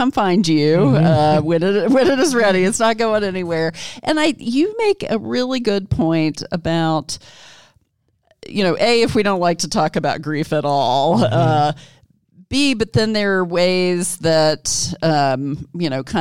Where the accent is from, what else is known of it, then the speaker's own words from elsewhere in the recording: Kentucky, United States; moved away as an adult; also born or lived in Jackson, Mississippi; my home state of Kentucky.